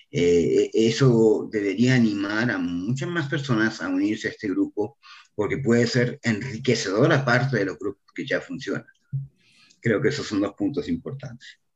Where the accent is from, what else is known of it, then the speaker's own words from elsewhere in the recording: Argentina; now in Mexico; soy un argentino perdido en México